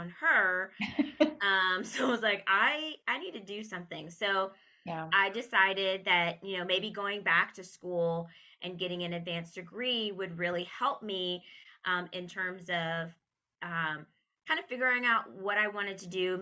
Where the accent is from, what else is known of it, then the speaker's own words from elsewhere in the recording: Texas, United States; moved away; also born or lived in Connecticut / New York; it will bring me back to my home state where I really wanted to be